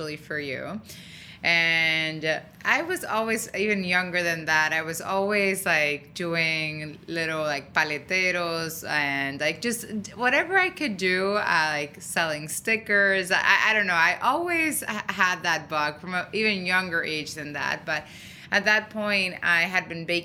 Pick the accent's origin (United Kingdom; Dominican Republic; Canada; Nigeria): Dominican Republic; moved away; I was born and raised in Dominican Republic